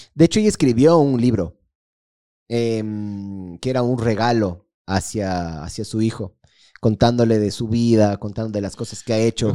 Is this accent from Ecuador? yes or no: yes; Ecuador